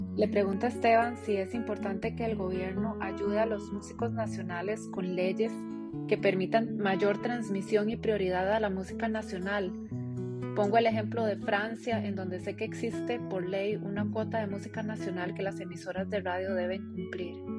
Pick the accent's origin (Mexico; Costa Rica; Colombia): Costa Rica; como costarricense, como latinoamericana